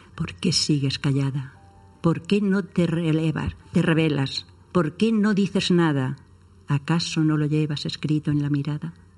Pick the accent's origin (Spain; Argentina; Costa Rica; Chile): Spain; Puerto Lumbreras, Region of Murcia; en mi pueblo, en mi puerto Lumbreras